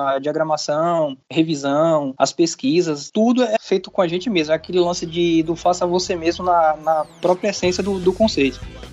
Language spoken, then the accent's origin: Portuguese; Salvador, Bahia, Brazil; sou aqui de Salvador, sou do Nordeste